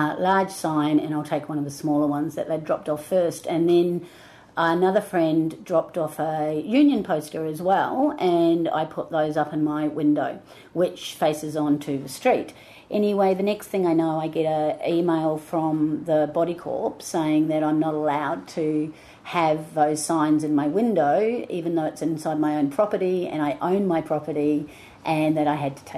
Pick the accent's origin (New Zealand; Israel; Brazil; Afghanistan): New Zealand; now in Melbourne, Australia; I am originally from New Zealand, but I've been living in Australia and Melbourne particularly for 30 plus years.